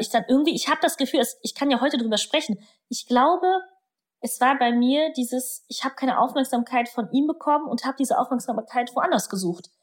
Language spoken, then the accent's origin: German; Germany; first language German; Meine Eltern sind ja irgendwann äh, vom Polen nach Deutschland rübergekommen. Da hatte meine Mutter mich im Bauch. Und ich bin ja dann deutsch aufgewachsen